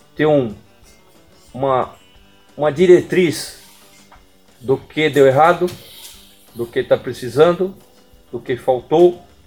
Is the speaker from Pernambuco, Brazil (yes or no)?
no; Campinas, São Paulo, Brazil; now in Belém, Brazil; sou de Campinas